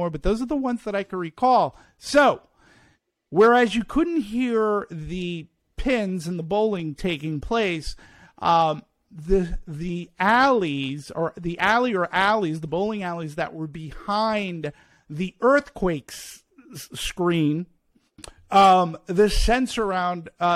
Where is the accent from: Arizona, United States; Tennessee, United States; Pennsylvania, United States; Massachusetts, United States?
Massachusetts, United States; Peabody; moved away; I'm from Peabody, to be specific, about Boston, which is about 20 miles north of Boston